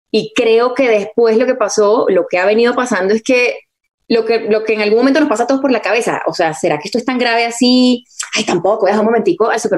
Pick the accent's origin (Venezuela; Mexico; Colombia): Venezuela; accent: Venezuelan; me salía el venezolano a veces. Entonces dije, bueno, lo más efectivo para mí va a ser hablar, neutralizar mi acento todo el día